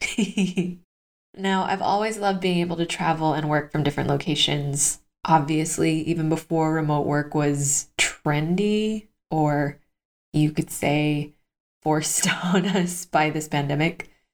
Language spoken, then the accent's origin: English; Los Angeles, California, United States; now in Madrid, Spain; my home state of California